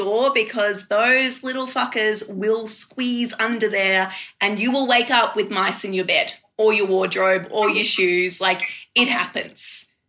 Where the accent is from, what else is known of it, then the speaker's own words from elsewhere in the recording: Queensland, Australia; now in Canberra, Australia; I am from Queensland, so of course I've already lived through a mice plague, as well as locusts as well.